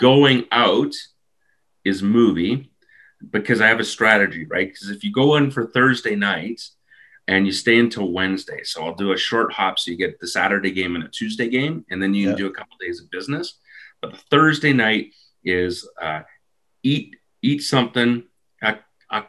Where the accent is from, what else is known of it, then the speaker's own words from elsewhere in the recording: Vancouver, British Columbia, Canada; now in Peterborough, United Kingdom; I was born in Vancouver